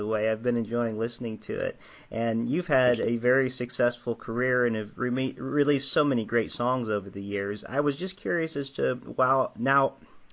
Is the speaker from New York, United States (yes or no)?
no; Nashville, Tennessee, United States; I'm originally from Nashville myself